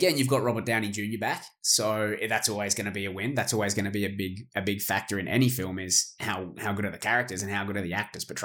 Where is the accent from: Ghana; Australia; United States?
Australia; As an Australian